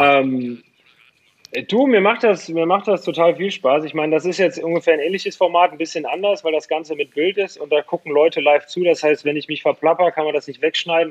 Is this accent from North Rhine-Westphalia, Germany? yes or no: yes; Pulheim, North Rhine-Westphalia, Germany; also born or lived in Dormagen-Hackenbroich; ich bin aufgewachsen in Pulan bei Köln